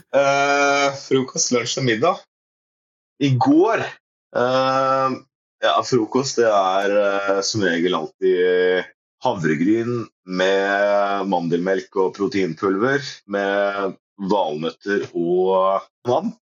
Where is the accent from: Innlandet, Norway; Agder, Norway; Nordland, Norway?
Agder, Norway; Risør; also born or lived in Porsgrunn, Telemark; now in Kongsberg, Norway; jeg er født i Porsgrunn. Bodde der et år på Klyve. Og så var det resten av oppveksten det var i Risør i, eh, i Aust-Agder.